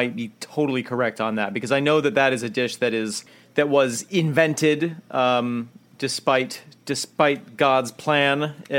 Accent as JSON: {"language": "English", "town": "Lakeland", "region": "Florida", "country": "United States", "tie": "born or raised there", "said": "Actually, my hometown is the origin place of Red Lobster."}